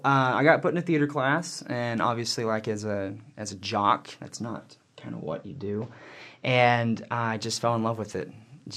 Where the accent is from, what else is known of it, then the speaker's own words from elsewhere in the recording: Yadkinville, North Carolina, United States; moved away as an adult; now in Provo, United States; Yeah, so I am originally from Yadkinville, North Carolina. Long way away, you probably never heard of it. It's like this big. And born and raised Southern Baptist.